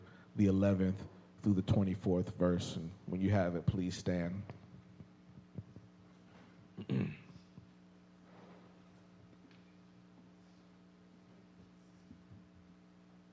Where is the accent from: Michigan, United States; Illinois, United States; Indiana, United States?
Indiana, United States; Indianapolis; now in Texas, United States; my hometown of Indianapolis, Indiana.